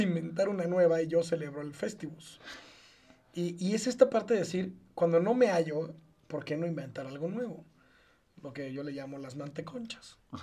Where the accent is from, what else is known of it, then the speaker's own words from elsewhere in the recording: Mexico; also born or lived in Israel; Como mexicano viviendo en este país toda la vida, un año no lo viví aquí. Un año lo viví en un país lejano llamado Israel.